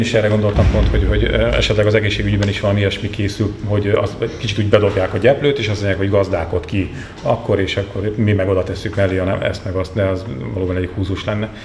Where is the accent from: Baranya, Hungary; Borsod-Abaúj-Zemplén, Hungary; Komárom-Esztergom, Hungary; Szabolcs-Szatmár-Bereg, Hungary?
Borsod-Abaúj-Zemplén, Hungary; Sátoraljaújhely; now in Budapest, Hungary; otthon sátorai, ugye az én hőn szeretett szülővárosomban